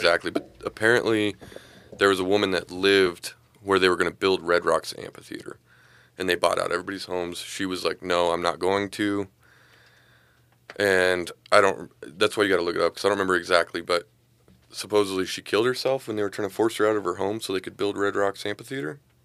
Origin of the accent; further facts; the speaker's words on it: Lakewood, United States; I'm from Lakewood. I went to school with these guys